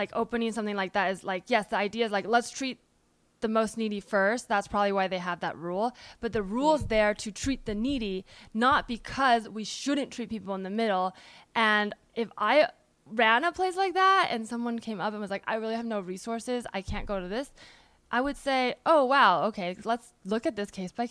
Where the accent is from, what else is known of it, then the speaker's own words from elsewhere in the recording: the Bay Area, California, United States; I'm from the Bay